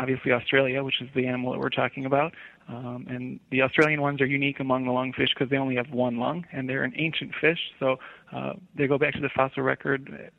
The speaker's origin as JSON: {"language": "English", "area": "Chicagoland area, suburbs of Chicago", "region": "Illinois", "country": "United States", "tie": "born or raised there", "said": "I grew up in the Chicagoland area, the suburbs of Chicago."}